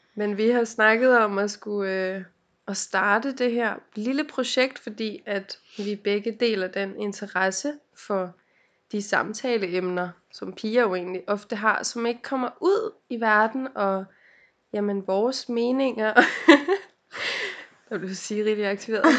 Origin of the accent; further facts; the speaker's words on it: Helsinge, Capital Region of Denmark, Denmark; jeg er fra Helsing